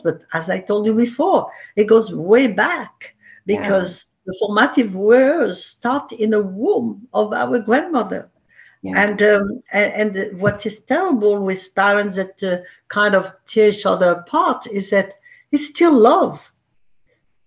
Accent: Marseille, Provence-Alpes-Côte d'Azur, France; English is a second language; moved away as an adult; also born or lived in Paris, France / Miami, United States; now in New York City, United States; I was born in Marseille, grew up there

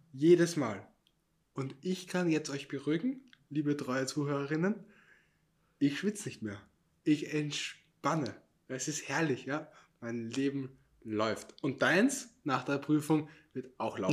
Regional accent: Austria; Ich bin Österreicher.

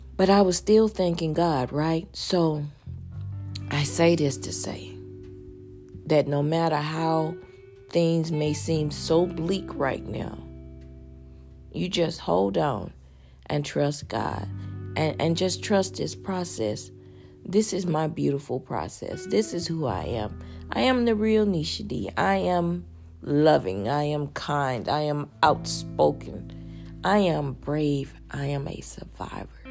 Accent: Houston, Texas, United States; I'm a girl from Fifth Ward

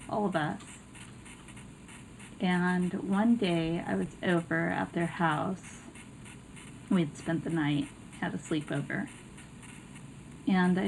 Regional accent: California, United States; I was born in California, and I was born to a mixed race parents

